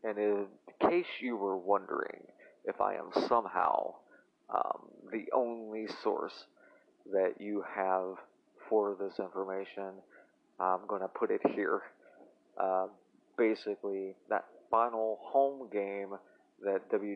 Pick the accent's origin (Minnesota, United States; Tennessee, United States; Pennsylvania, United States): Tennessee, United States; as a 12 or 13 year old boy, growing up in Tennessee